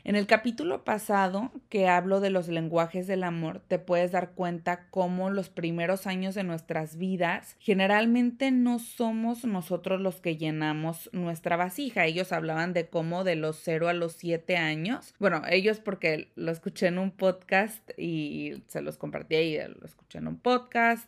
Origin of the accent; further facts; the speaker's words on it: Mexico; moved away; yo doy por sentado el hecho de que vengo de un país, de México